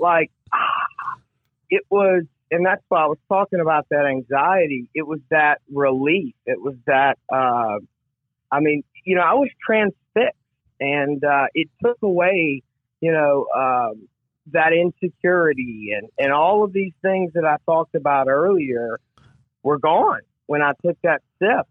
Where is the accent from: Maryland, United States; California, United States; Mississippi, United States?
Mississippi, United States; Gulfport; I grew up in, uh, in Gulfport, Mississippi, uh, on the Mississippi coast